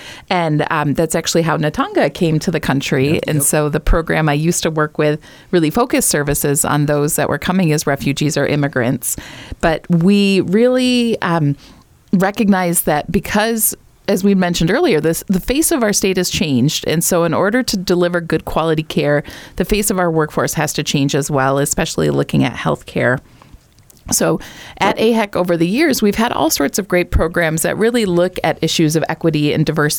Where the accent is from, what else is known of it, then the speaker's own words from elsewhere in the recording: Michigan, United States; I'm a white girl from Michigan and I have a master's